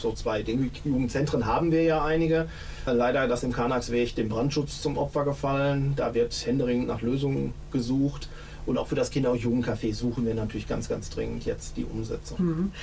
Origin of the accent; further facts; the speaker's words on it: Hohenlimburg, North Rhine-Westphalia, Germany; also born or lived in Letmathe; tatsächlich in Hohenlimburg aufgewachsen und meine Eltern lebten in Hohenlimburg